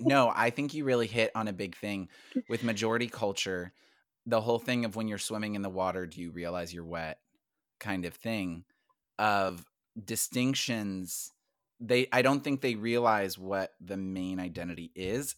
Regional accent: United States; even as an American, when I lived overseas

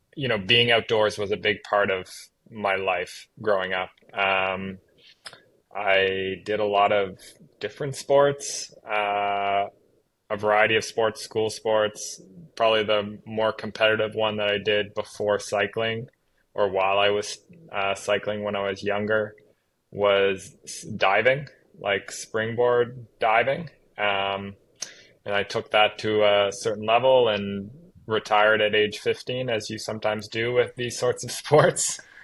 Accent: Halifax, Nova Scotia, Canada; I'm Canadian. I grew up on the east coast of Canada in um, a small province called Nova Scotia. Uh, grew up just outside the capital city of that province, Halifax

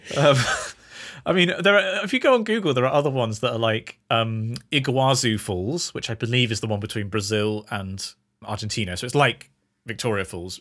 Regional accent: United Kingdom; we're British

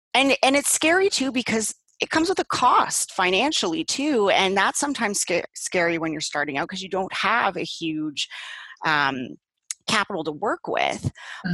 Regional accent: Paris, Ontario, Canada; now in Burlington, Canada; I'm from originally from Paris, Ontario

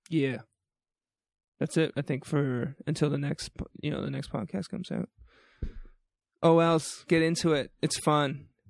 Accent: New Brunswick, Canada; now in Calgary, Canada; I grew up in New Brunswick

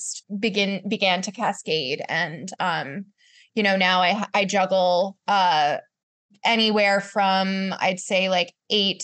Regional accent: Charlottesville, Virginia, United States; also born or lived in New York; I moved back to Virginia, to my hometown of Charlottesville

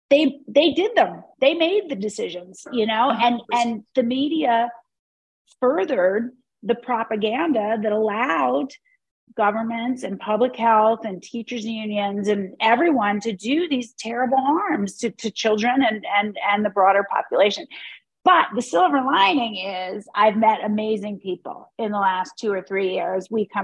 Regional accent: Pennsylvania, United States; moved away as an adult; now in San Francisco, United States; Well, I was born in Pennsylvania and I grew up in Pennsylvania.

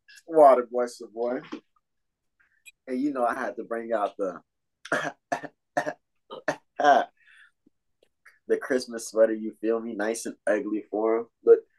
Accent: Florida, United States; we're from Florida

